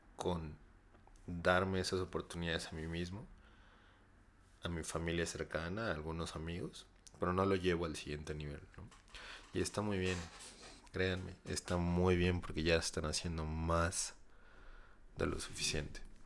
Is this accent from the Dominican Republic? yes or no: no; Mexico; somos los mexicanos